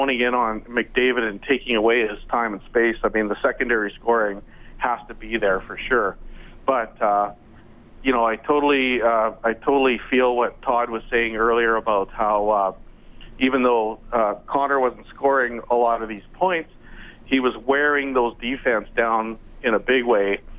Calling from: Okotoks, Alberta, Canada; I'm calling from Okotoks, Alberta, which is a suburb of Calgary.

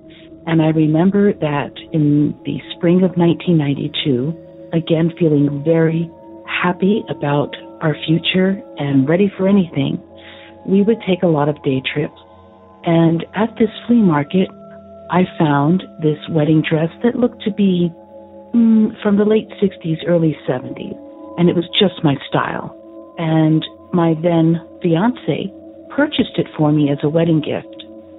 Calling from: San Antonio, Texas, United States; also born or lived in central New Jersey; I'm calling from San Antonio, Texas.

